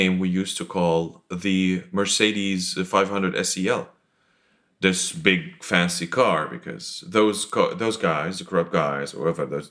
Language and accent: English; Damascus, Damascus Governorate, Syria; moved away as an adult; I was born in Damascus in 1978, and Damascus and Syria were a very strange place because we lived under the rule of Hafez al-Assad